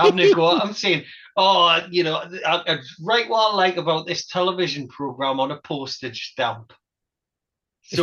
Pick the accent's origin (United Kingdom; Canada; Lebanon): United Kingdom; We're from Britain